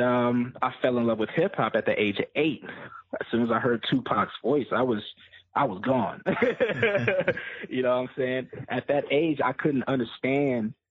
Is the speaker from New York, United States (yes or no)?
no; San Diego, California, United States; I'm from San Diego, California